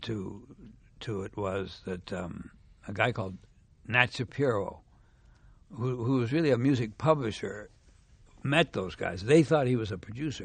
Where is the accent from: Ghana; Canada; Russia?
Canada; Montreal, Quebec; moved away as an adult; also born or lived in South Africa; I'm from Canada, you know, I'm from Montreal.